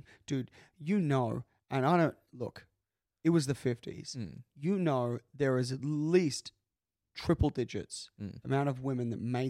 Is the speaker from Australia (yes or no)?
yes; Australia; And we are Australian.